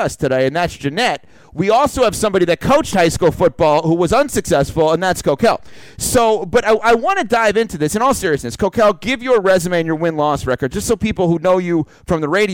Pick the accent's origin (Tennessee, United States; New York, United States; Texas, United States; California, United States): New York, United States; Westchester County; now in Palm Beach County, United States; where I grew up in Westchester County, New York